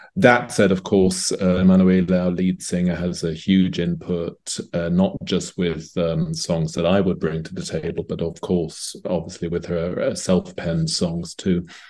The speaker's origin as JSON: {"language": "English", "region": "London", "country": "United Kingdom", "tie": "born or raised there", "moved": "yes", "lives_now": "Zurich, Switzerland", "said": "I was born and raised in England, in London."}